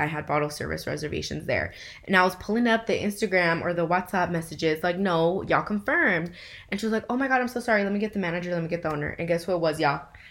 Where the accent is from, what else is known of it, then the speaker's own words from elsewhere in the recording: Inland Empire, California, United States; we are from IE